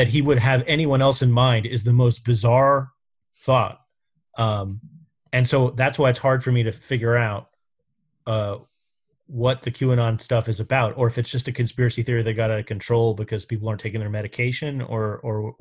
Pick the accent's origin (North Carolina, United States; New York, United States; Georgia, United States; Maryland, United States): New York, United States; New York City; I grew up in New York around the Trumps. I knew them as a kid.